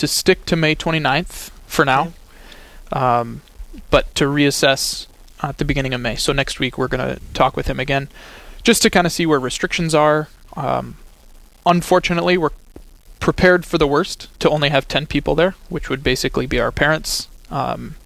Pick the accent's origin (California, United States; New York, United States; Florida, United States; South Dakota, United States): South Dakota, United States; Sioux Falls; also born or lived in Rome; I'm from Sioux Falls. Went to St. Lambert Parish, went to O'Gorman High School